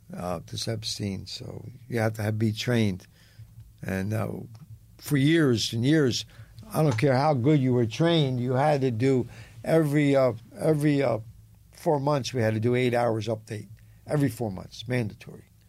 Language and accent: English; Philadelphia, Pennsylvania, United States; I was raised on Gunman Row.